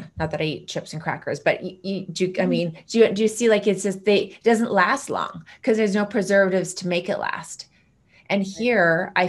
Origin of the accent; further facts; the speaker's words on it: Canada; I'm Canadian.